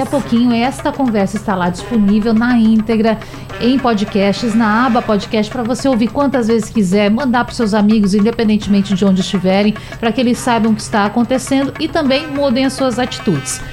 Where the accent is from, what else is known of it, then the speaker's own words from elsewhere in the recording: Rio Grande do Sul, Brazil; now in Recife, Brazil; eu sou gaúcha